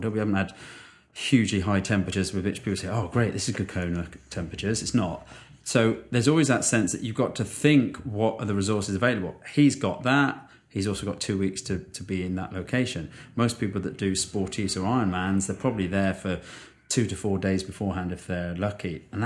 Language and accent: English; United Kingdom; as a Brit, this was a little bit testing